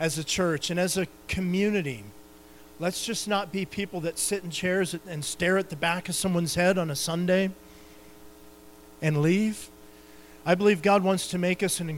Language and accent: English; Montana, United States; I'm from Montana